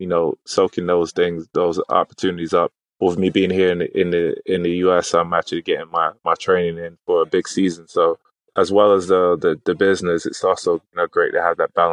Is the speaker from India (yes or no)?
no; United States; also born or lived in Manchester, United Kingdom; I was raised in the States